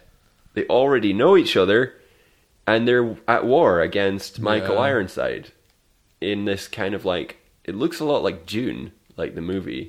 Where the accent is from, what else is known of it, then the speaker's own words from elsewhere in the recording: Scotland, United Kingdom; I am Scottish